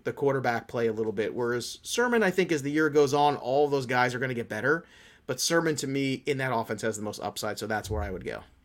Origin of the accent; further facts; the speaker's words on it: New York, United States; I'm from New York.